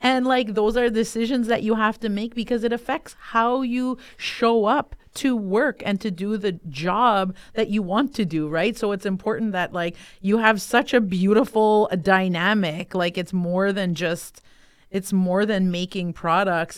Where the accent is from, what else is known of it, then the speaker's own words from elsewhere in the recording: Kitigan Zibi, Quebec, Canada; I'm an entrepreneur from Kittagon, Zibi, and Anishinaabe.